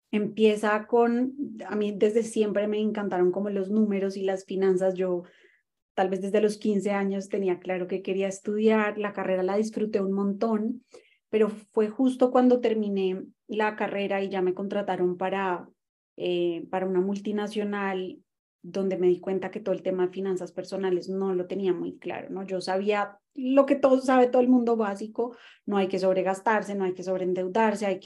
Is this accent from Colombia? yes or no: yes; Colombia; also born or lived in Mexico; yo en ese momento vivía en México porque ahí estudié mi carrera, soy colombiana, pero bueno, he estado un poquito como all over the place y eh, me mudé a Argentina